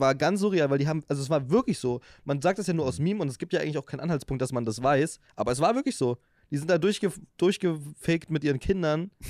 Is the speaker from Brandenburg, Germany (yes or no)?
yes; Potsdam, Brandenburg, Germany; moved away; Ich war ja jetzt in meiner Heimat